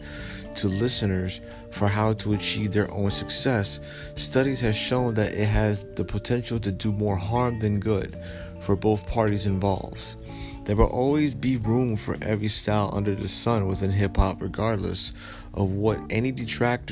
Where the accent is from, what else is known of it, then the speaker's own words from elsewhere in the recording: Paterson, New Jersey, United States; my hometown of Paterson, New Jersey